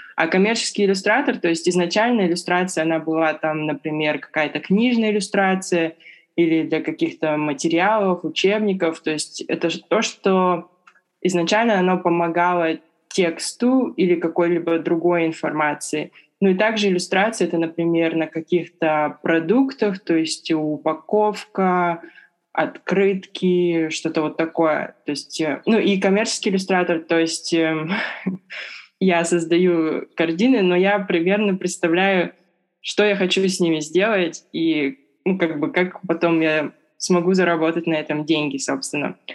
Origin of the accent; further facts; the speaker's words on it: Irkutsk, Irkutsk Oblast, Russia; moved away as an adult; now in Beijing, China; я из Иркутска.